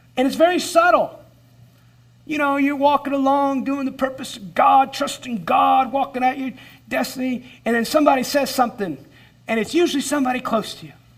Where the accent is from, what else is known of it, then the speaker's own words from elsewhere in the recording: United States; as an American believer